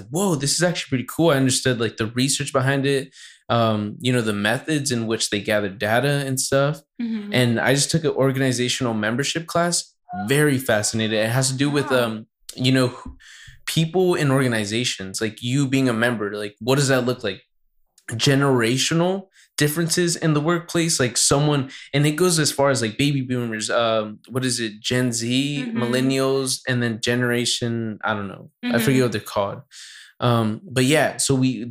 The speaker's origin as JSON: {"language": "English", "town": "Santa Barbara", "region": "California", "country": "United States", "said": "I'm from Santa Barbara"}